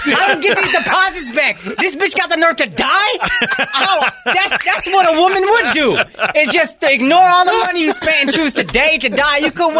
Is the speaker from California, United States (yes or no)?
no; Texas, United States; I'm from Texas.